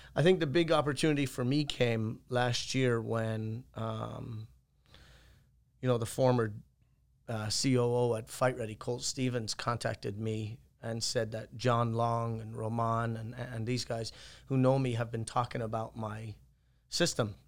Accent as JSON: {"language": "English", "country": "Ireland", "moved": "as an adult", "lives_now": "United States", "said": "I'm from Ireland, obviously, and I left there when I was eighteen and I came to the States"}